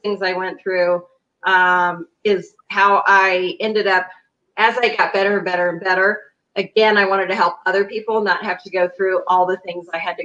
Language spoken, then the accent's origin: English; Kansas City, Missouri, United States; moved away as an adult; now in Denver, United States; I'm originally from Kansas City, Missouri, but I have been in the Denver, Colorado area for 8 years.